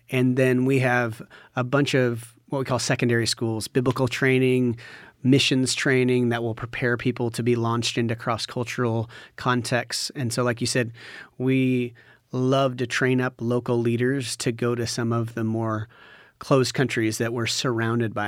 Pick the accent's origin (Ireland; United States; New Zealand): United States; Washington; born or raised there; moved away as an adult; now in Cambodia